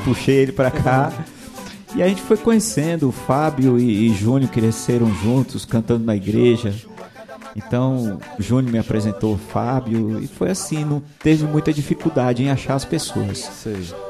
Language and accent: Portuguese; Bahia, Brazil; a gente é da Bahia